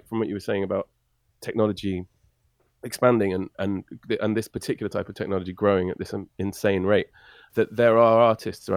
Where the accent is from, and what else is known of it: England, United Kingdom; also born or lived in Canada